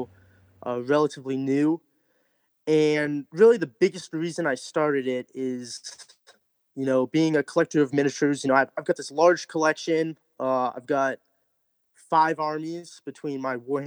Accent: North Central Massachusetts, United States; moved away; I'm originally from Massachusetts, North Central Massachusetts

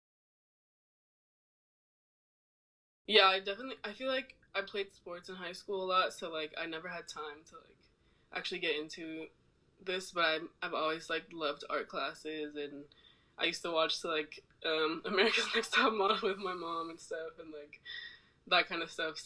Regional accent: Oakland, California, United States; moved away as an adult; also born or lived in Arizona / New York; I'm from Oakland.

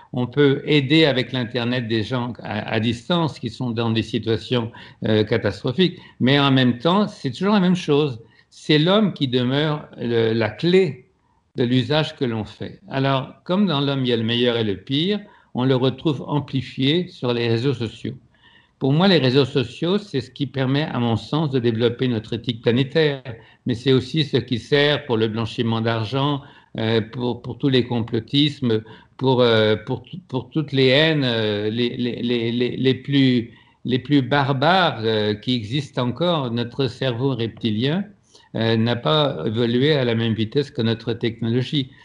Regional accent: France; moved away; also born or lived in Quebec; à, Paris, je suis un immigré, et puis au Québec, je suis un Français

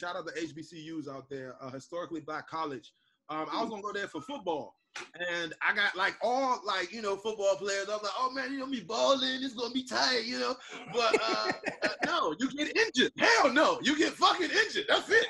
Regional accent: Seat Pleasant, Maryland, United States; moved away as an adult; also born or lived in Florida / New York; now in Los Angeles, United States; I actually grew up in this place called Sea Pleasant, Maryland. And it's over in Maryland, over in the East Coast. I'm an East Coast born and bred. I've been up and down the East Coast. I went to Florida for college

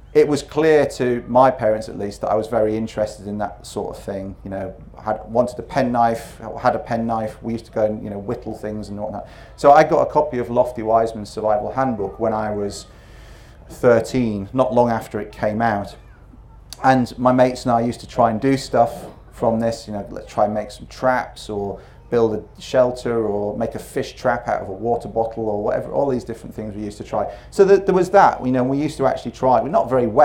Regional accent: North Wales, United Kingdom; also born or lived in Yorkshire; I was born in Yorkshire, and then when I was 5 we moved to North Wales

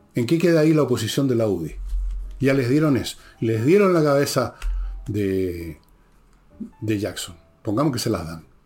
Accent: Chile; nos encontramos como chilenos

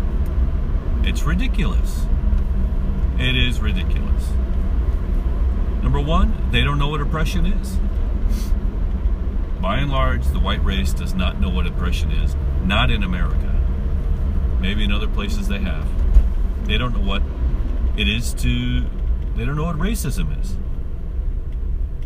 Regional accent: United States; as an American

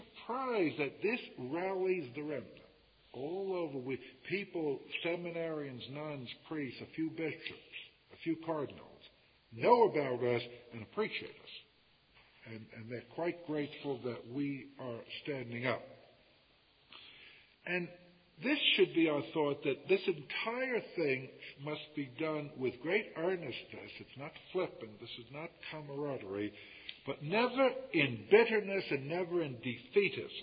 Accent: United States; I come from America

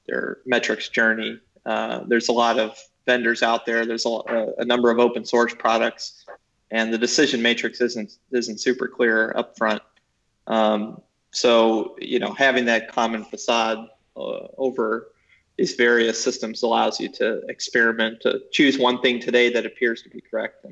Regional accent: United States; I'm American

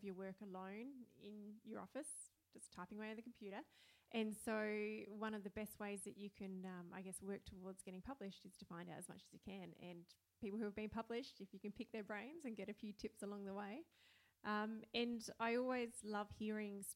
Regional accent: Tantanoola, South Australia, Australia; I grew up in Tantanoola, we didn't have a farm ourselves, but there was farm all around us.

